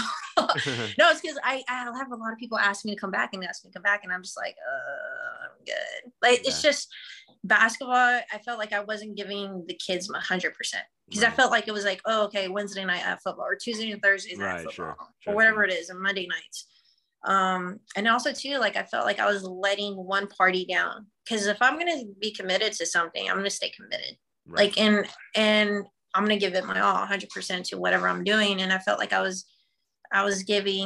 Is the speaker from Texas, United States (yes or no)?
yes; Texas, United States; also born or lived in Garden City, Kansas / Anchorage, Alaska; I'm from Texas